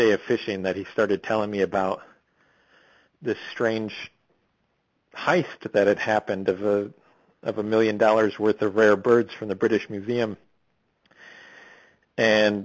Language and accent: English; Midwest, United States; moved away as an adult; also born or lived in Boston; as a Midwesterner, I was raised to sort of scoff at fly fishermen